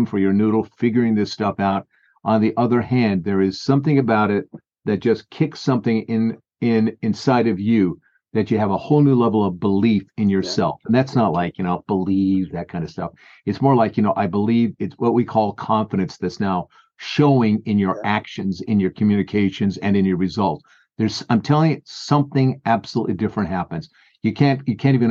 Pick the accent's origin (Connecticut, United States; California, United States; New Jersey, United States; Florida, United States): California, United States; San Fernando Valley; moved away; I grew up out in San Fernando Valley out there.